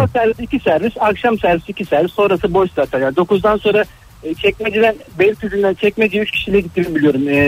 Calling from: Istanbul, Turkey

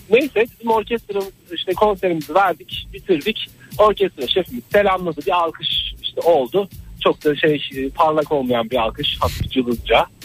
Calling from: Ankara, Turkey; Ankara'dan arıyorum.

